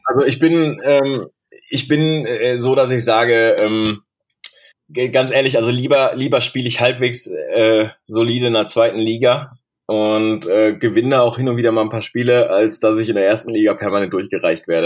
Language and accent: German; Bochum, North Rhine-Westphalia, Germany; ich bin in Bochum groß geworden.